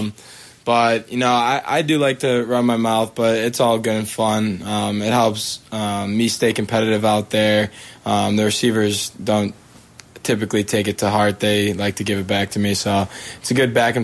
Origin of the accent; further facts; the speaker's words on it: Palatine, Illinois, United States; I'm from Palatine, Illinois. It's a northwest suburb of Chicago